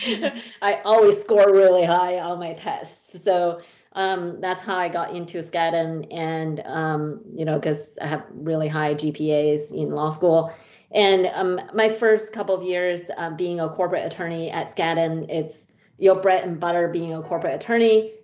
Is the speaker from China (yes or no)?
yes; China; moved away as an adult; now in United States; I grew up in a small town, small city in China